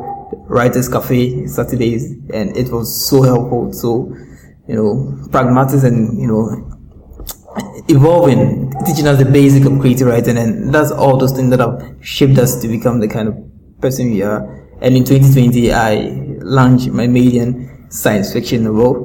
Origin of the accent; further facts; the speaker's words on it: Accra, Greater Accra, Ghana; I was born in Accra, North Kaneshi, to an electrician dad